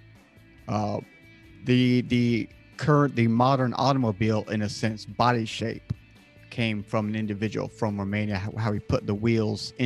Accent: United States; I'm from America

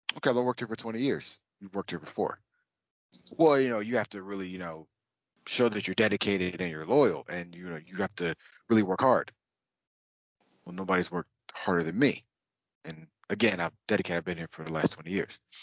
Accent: United States; I I am American and I'm from this country

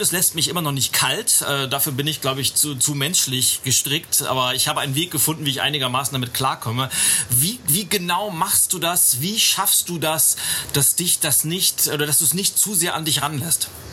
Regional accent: Berlin, Germany; hier aus meiner Heimatstadt, aus Berlin

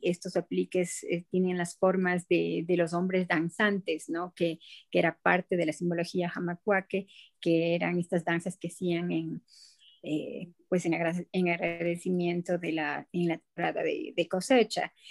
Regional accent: Ecuador; como ecuatoriana

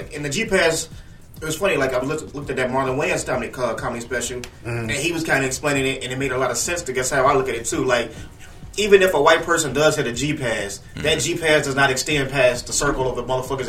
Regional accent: Chicago, Illinois, United States; growing up in Chicago, we all familiar with like gang culture.

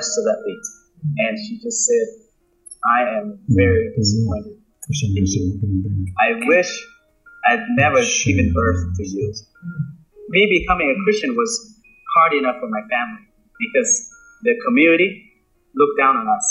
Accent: Laos; English is a second language; also born or lived in West Sacramento, California; now in United States; To say that you are a Laotian, it's almost automatically you are a Buddhist. You basically grew up, born into and grew up in that culture. When we came to the U.S., life was different.

